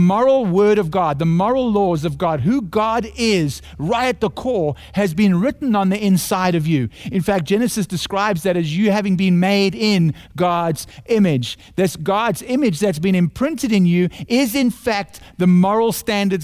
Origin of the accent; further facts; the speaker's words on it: South Africa; accent: South African; my heavenly accent from South Africa